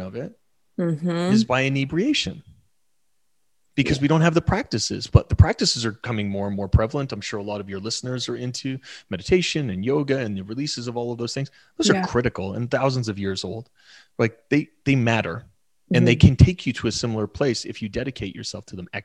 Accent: Canada; we're Canadian

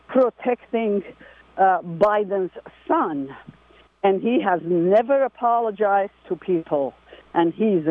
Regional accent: Armenia; English is a second language; now in Carmel Valley, United States; Oh, no, not at all. I'm Armenian.

